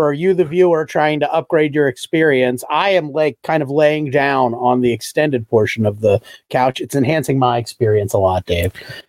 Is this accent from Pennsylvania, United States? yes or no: yes; West Chester/Exton/Downingtown area, Pennsylvania, United States; I performed in my hometown for like the time in forever.